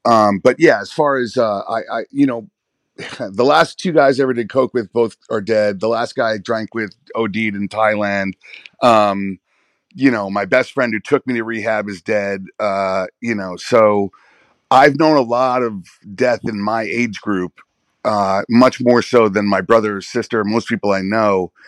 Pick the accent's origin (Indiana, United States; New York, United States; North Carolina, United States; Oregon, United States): New York, United States; New York City; As a white kid growing up on the Upper East Side